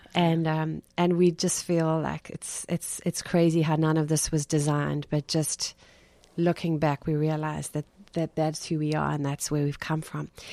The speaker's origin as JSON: {"language": "English", "country": "South Africa", "tie": "born or raised there", "moved": "as an adult", "lives_now": "South Florida, United States", "said": "I'm not from Brooklyn. I'm from South Africa and, um, have been in the States for two years now."}